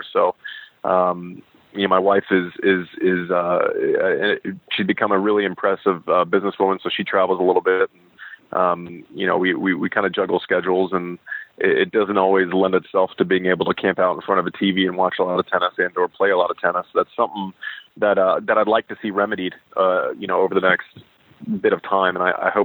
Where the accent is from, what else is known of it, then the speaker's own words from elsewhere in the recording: United States; as American tennis fans, and I certainly grew up in this generation